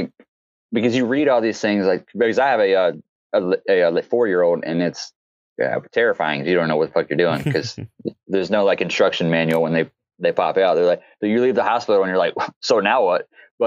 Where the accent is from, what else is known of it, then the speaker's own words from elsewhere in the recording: the South, United States; because I grew up in the South